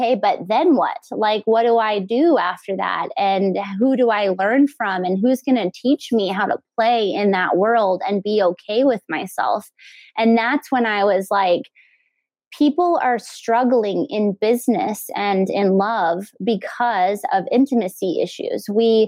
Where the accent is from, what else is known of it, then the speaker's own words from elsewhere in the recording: El Paso, Texas, United States; growing up in El Paso is the Mexican culture